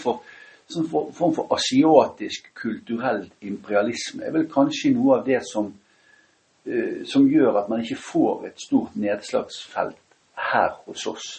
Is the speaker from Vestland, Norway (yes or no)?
yes; Bergen, Vestland, Norway; jeg kommer fra Åsane